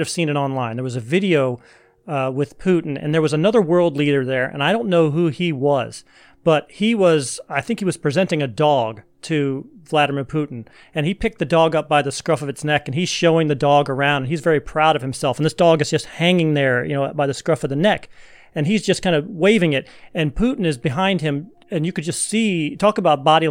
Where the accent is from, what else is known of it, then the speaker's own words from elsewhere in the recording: United States; being an American